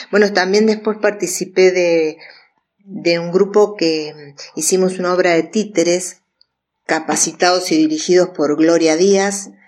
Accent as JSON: {"language": "Spanish", "region": "Buenos Aires", "country": "Argentina", "moved": "yes", "lives_now": "Córdoba, Argentina", "said": "vivo en Sol y Río. Y hace 30 años, cuando me vine de Buenos Aires a vivir a Córdoba"}